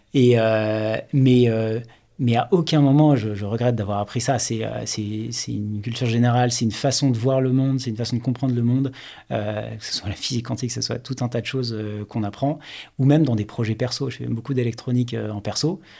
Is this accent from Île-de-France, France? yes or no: yes; Paris region, Île-de-France, France; also born or lived in Toulouse / Rennes / Stockholm; J'ai honnêtement passé bah, quasiment toute mon enfance et toute ma vie en région parisienne